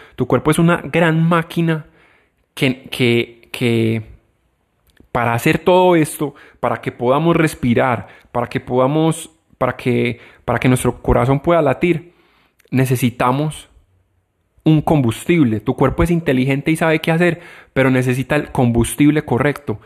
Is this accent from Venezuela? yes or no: no; Colombia; acá en mi país